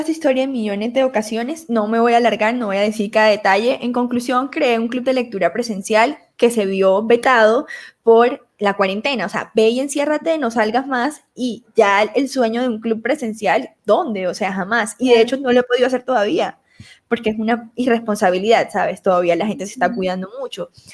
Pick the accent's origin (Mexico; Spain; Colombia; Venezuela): Colombia; Montelíbano, Córdoba; accent: costeño; moved away; also born or lived in Medellín; Yo soy colombiana, nacida en Montería, Córdoba, criada en Montelibano, Córdoba